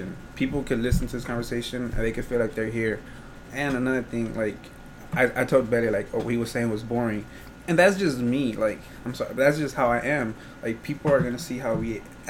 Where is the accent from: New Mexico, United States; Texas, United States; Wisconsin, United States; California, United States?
Texas, United States; Houston; we're from Houston